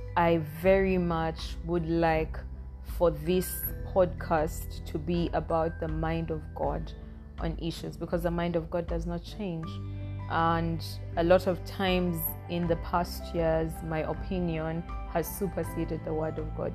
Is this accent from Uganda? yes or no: yes; Northern Region, Uganda; I am Ugandan. I come from Uganda. I am an Acholi from the northern part of Uganda